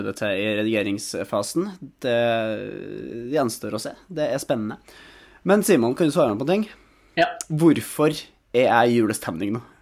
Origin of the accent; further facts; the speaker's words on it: Trøndelag, Norway; Det er sant. Jeg er trønder.